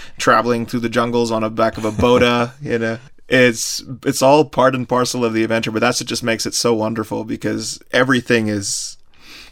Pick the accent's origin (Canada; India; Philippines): India; I'm from India